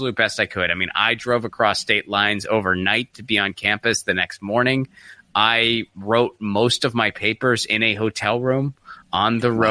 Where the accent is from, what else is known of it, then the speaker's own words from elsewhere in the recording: Pittsburgh, Pennsylvania, United States; moved away; also born or lived in Seattle; I'm from Pittsburgh originally